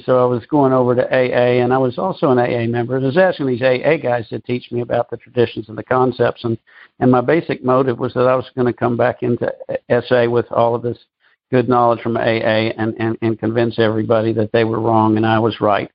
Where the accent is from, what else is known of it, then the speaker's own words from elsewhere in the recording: Memphis, Tennessee, United States; moved away; also born or lived in Nashville; When I moved to Memphis uh, in 2007, it was my hometown, but I hadn't lived here in over 20 years